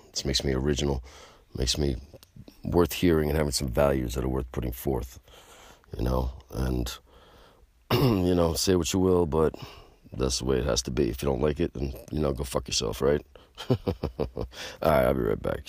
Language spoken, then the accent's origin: English; United States; I'm American